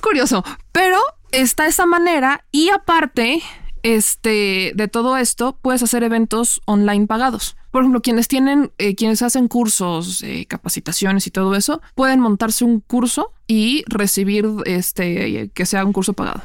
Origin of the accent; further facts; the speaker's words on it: Puebla, Mexico; moved away as an adult; now in Mexico City, Mexico; mexicana, nacida en Puebla, toda mi vida y llevo eh, casi dos años haciendo travesuras en la Ciudad de México